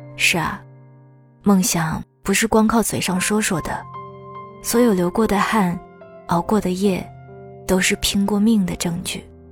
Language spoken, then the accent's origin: Chinese; Shanghai, China; 我是土生土长的上海姑娘呀